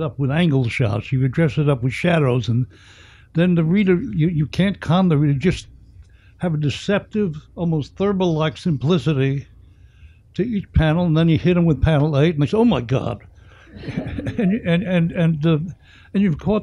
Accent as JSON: {"language": "English", "town": "New York City", "region": "New York", "country": "United States", "tie": "born or raised there", "also_born_or_lived": "the Hamptons", "said": "I was a kid growing up in the Bronx during the Great Depression"}